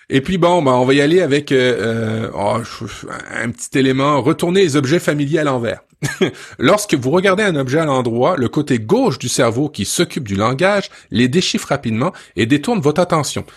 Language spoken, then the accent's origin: French; France; moved away; quand j'étais jeune en France